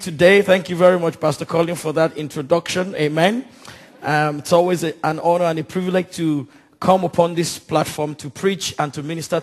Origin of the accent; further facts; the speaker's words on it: Nigeria; now in London, United Kingdom; Nigeria, my home country where I come from